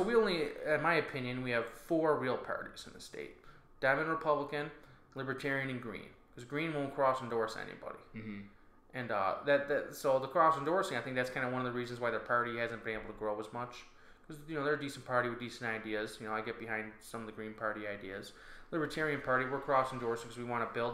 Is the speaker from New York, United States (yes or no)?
yes; North Tonawanda, New York, United States; I grew up here, and I had a, I had a great time growing up in North Tonawanda